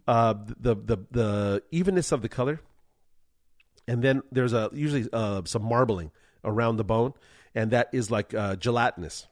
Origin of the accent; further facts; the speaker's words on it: Culver City, California, United States; I'm from Culver City